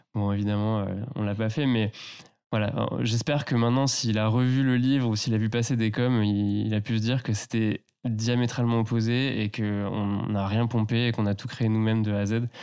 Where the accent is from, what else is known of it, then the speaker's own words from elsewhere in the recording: Tours, Centre-Val de Loire, France; j'ai grandi plus bas, euh, dans la Loire, vers Tours